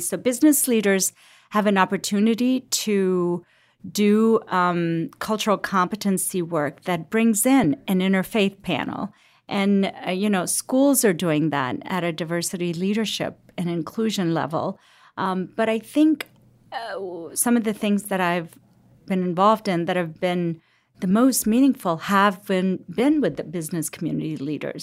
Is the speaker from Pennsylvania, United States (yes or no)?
no; Cincinnati, Ohio, United States; also born or lived in Lahore, Pakistan; I grew up in Cincinnati